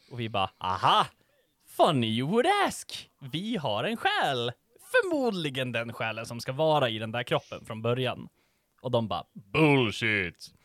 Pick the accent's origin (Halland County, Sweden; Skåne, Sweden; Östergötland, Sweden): Östergötland, Sweden; Mjölby; jag kommer från Mjölby